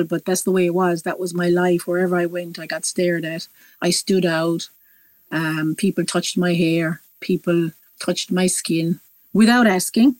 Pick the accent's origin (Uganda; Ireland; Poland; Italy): Ireland; East Cork, Munster; moved away as an adult; also born or lived in Dublin / London; My adopted parents took me down to East Cork, where they had already had four boys. So I had four brothers. And that's where I lived until the age of 19